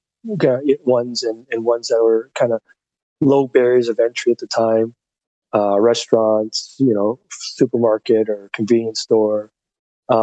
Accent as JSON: {"language": "English", "town": "London", "region": "Ontario", "country": "Canada", "tie": "born or raised there"}